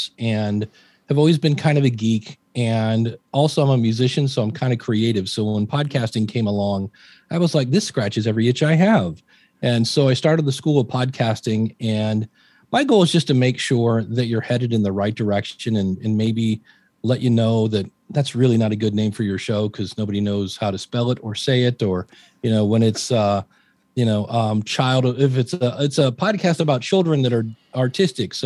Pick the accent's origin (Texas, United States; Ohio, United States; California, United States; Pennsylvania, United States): Ohio, United States; Akron; also born or lived in Cleveland, Ohio; I grew up in Akron, Ohio